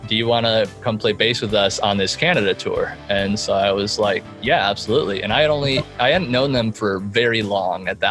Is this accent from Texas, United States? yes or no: no; Chicago, Illinois, United States; now in Indianapolis, United States; I am originally from Chicago